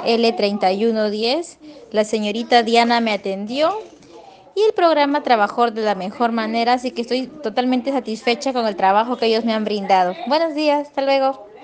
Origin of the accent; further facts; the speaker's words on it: Peru; soy de Perú